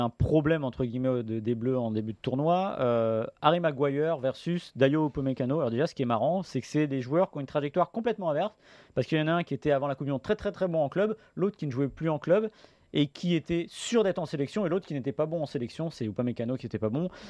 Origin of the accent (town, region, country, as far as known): France